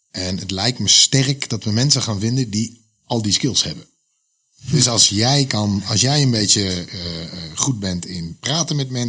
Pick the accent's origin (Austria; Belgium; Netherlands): Netherlands; wij zijn Nederlanders